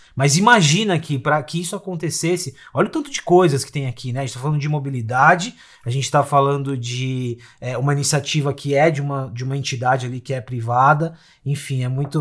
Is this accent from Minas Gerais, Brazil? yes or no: no; São Paulo, Brazil; also born or lived in Osasco; eu sou da periferia de São Paulo, moro em Osasco